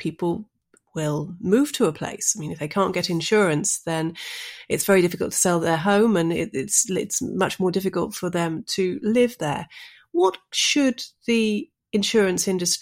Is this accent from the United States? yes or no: no; near Shrewsbury, West Midlands, United Kingdom; I grew up near Shrewsbury